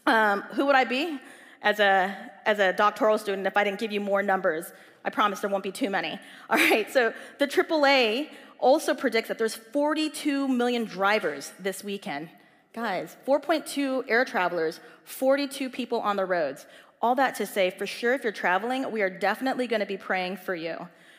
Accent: Southern California, United States; I grew up in Southern California where the weather is pretty good.

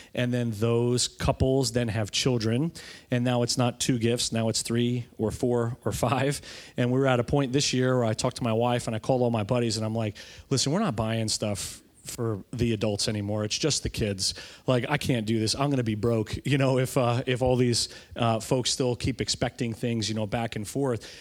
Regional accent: New York, United States; growing up in New York and being in an Italian family

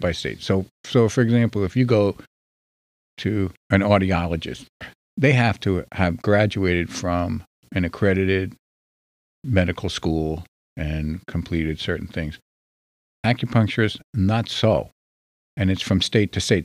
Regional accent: New Jersey, United States; I'm from New Jersey

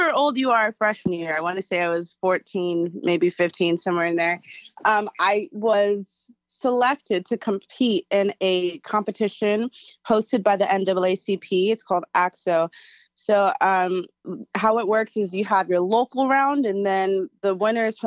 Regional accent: Anchorage, Alaska, United States; moved away as an adult; also born or lived in Virginia; now in New York, United States; I was born and raised in Anchorage, Alaska

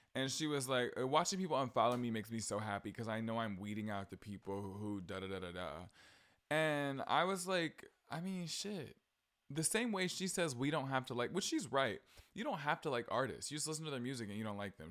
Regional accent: southern Georgia, United States; I visited, uh, my hometown, like, southern Georgia, more south than I live now.

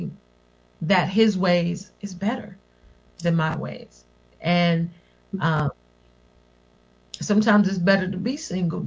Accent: West Virginia, United States; I'm from West Virginia

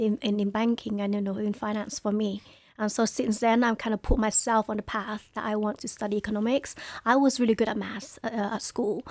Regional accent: London, United Kingdom; also born or lived in Hai Phong, Vietnam; I grew up in Newham.

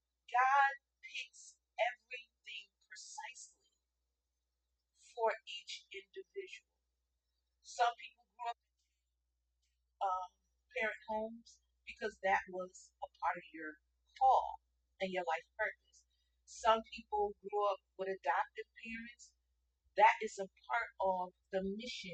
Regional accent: Hartford, Connecticut, United States; So I grew up in Hartford, Connecticut. I considered that my home because that's where I grew up.

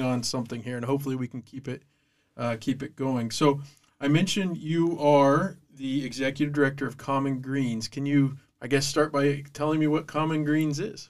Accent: Southeast Ohio, United States; I grew up in Southeast Ohio myself

